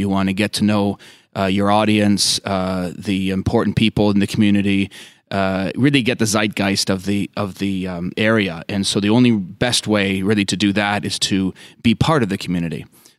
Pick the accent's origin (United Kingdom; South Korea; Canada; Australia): Canada; Toronto, Ontario; moved away as an adult; also born or lived in Winnipeg / Fort Myers / Kennett, Pennsylvania; now in Kennett Square, United States; I was born in Toronto.